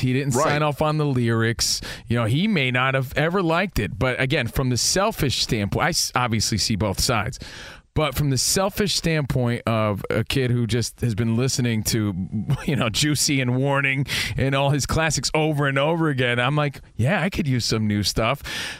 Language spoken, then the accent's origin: English; East Coast, United States; moved away; growing up on the East Coast